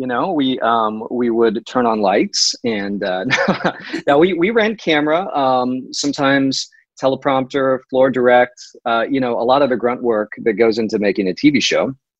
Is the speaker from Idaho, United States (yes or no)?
no; Maryville, Missouri, United States; moved away as an adult; also born or lived in Kansas City; I'm from Maryville, up in the northwest corner, home of the Bearcats. And I grew up there, but I've also spent some time in Kansas City. I lived there for a couple years while I was in the AmeriCorps. After college and before film school.